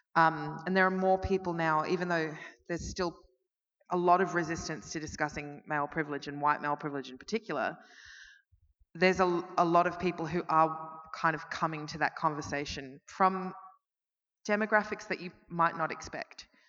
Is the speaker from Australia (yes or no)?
yes; Melbourne, Victoria, Australia; I'm from Melbourne